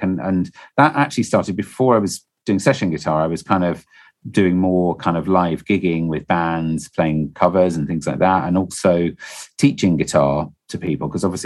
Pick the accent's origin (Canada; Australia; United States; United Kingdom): United Kingdom; Stoke-on-Trent, West Midlands; also born or lived in Slough; I was born in Stoke-on-Trent and I grew up in Stoke-on-Trent. I did live for 2 years in Slough